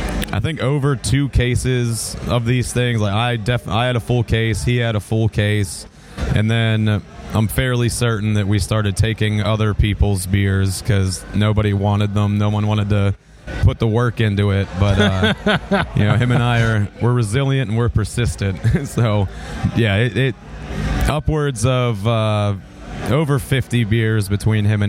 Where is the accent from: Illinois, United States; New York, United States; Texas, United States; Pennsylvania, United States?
Pennsylvania, United States; I'm from Pennsylvania